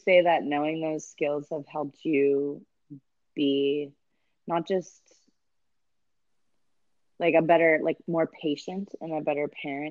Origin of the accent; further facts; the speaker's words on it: Santa Clara, California, United States; I was born and raised up there. In Santa Clara.